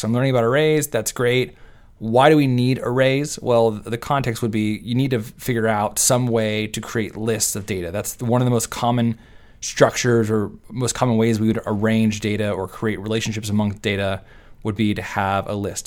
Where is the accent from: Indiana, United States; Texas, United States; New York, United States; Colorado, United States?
Texas, United States; I am from Texas and I say y'all